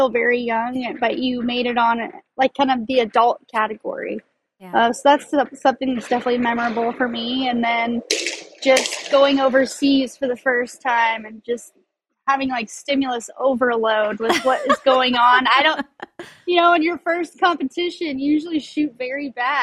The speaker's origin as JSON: {"language": "English", "town": "Colorado Springs", "region": "Colorado", "country": "United States", "tie": "born or raised there", "said": "I grew up in Colorado Springs, Colorado"}